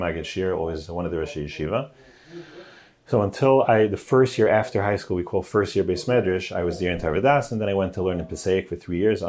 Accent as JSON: {"language": "English", "town": "New York City", "region": "New York", "country": "United States", "tie": "born or raised there", "said": "So I grew up in the Kensington section in Brooklyn. That's Borough Park, Flatbush, Kensington"}